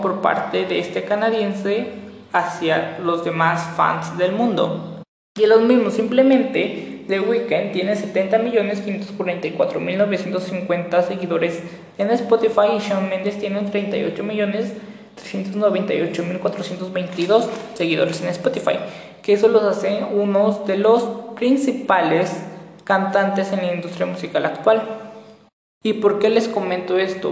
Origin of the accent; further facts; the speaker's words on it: Mexico; los mexicanos como tal estamos constituidos por muchas, muchas, muchas culturas